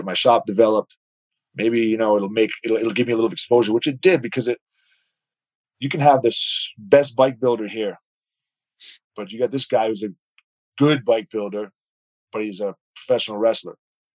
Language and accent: English; East Coast, United States; I have a group of guys that I grew up with on the East Coast from grade school who were still friends to this day, close friends.